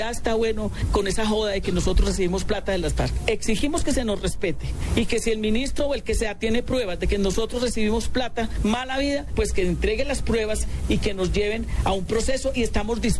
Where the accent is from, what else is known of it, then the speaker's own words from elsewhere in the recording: Bucaramanga, Santander, Colombia; Porque somos un grupo de oprimidos de Bucaramanga, que estamos muy desprotegidos